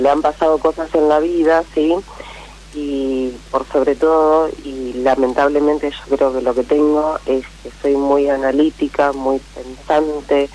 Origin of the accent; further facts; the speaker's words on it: Pergamino, Buenos Aires Province, Argentina; volvemos al lugar a donde yo nací, que es Pergamino, no miento, a donde me crié, que es Pergamino